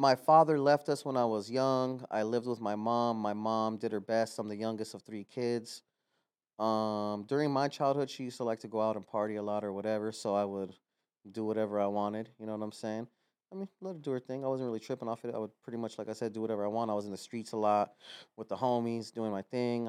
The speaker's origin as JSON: {"language": "English", "town": "Los Angeles", "region": "California", "country": "United States", "tie": "born or raised there", "said": "I'm from El Sereno. I grew up there my entire life"}